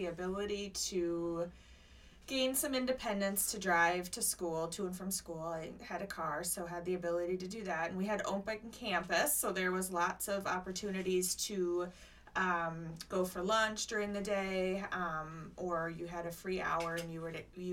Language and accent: English; Rochester, Minnesota, United States; moved away as an adult; also born or lived in Northern California / Tampa, Florida; I grew up in Minnesota, in Rochester. Born and raised there.